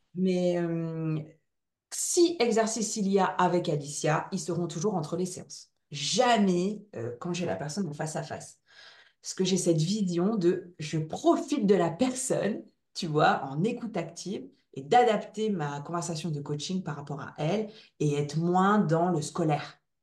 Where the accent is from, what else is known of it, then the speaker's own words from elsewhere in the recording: Ch'ti, Hauts-de-France, France; accent: ch'ti; mon petit accent ch'ti